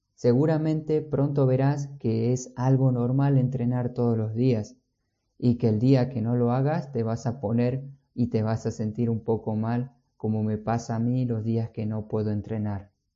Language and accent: Spanish; San Miguel de Tucumán, Tucumán, Argentina; moved away; yo vengo de Tucumán, de Argentina, no tenemos playa, pero teníamos muchos parques y además el cerro